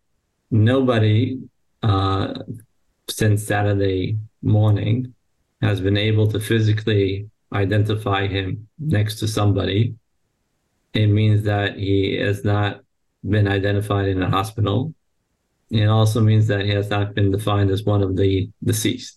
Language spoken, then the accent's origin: English; New York, United States; moved away as an adult; now in Israel; proud outcome of the New York public education system